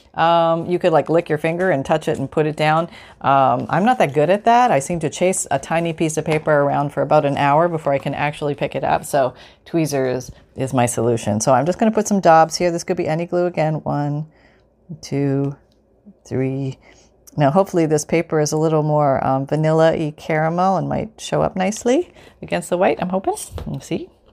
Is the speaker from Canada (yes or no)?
yes; Canada; moved away; also born or lived in United States; I'm still Canadian. I'm Canadian and American